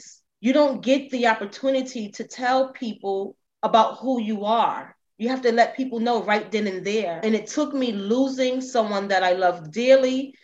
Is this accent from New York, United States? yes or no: yes; New York City, New York, United States; I am in New York City. Now, I grew up in the Bronx